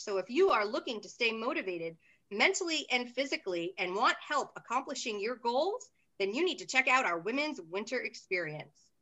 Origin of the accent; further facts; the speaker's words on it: Midwest, United States; also born or lived in Los Angeles; now in Atlanta, United States; So, I am from the Midwest